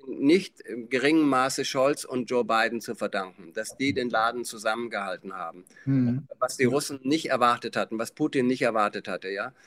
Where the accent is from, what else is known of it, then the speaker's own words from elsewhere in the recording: Schloss Elmau, Bavaria, Germany; Da bin ich geboren in dem Zimmer, aber ich war der einzige Mensch, der jemals in, in Schloss Elmau geboren wurde